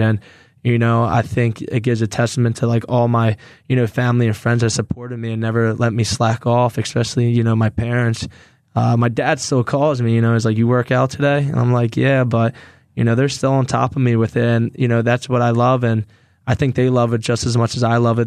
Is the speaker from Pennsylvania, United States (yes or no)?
yes; Philadelphia, Pennsylvania, United States; to play in my hometown